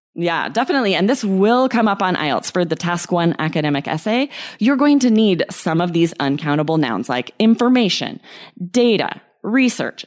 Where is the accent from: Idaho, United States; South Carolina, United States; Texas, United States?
Idaho, United States; we had pets growing up in Idaho